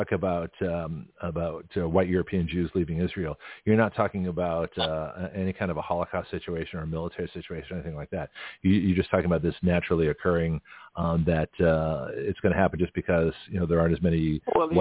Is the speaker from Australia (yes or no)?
no; Canada; now in United States; the United States does not recognize my Canadian citizenship, even though I was born in Canada